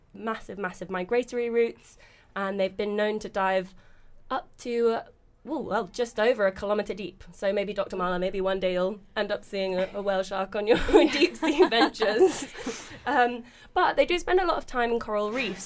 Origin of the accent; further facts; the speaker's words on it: London, United Kingdom; I'm from South London originally. I'm from West Norwood.